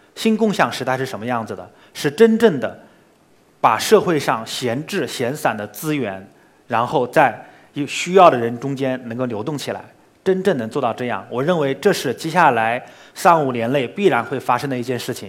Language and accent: Chinese; Hangzhou, Zhejiang, China; 比如说西湖， 我肯定 逛了，从小到大我逛了无数圈儿了